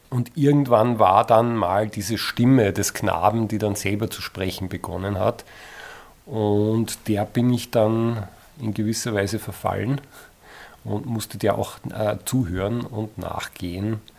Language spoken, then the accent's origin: German; Eferding, Upper Austria, Austria; Also ich komme aus Everding und das taucht vielleicht in der Beschäftigung eines jeden Autors irgendwann einmal auf